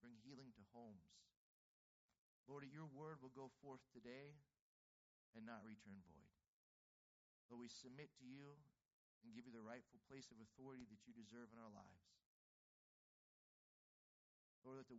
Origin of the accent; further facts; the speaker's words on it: Pittsburgh, Pennsylvania, United States; I'm from Pittsburgh.